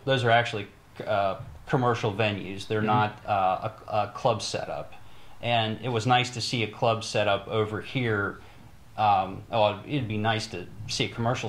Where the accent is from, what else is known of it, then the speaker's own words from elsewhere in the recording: Morgantown, West Virginia, United States; Morgantown, West Virginia.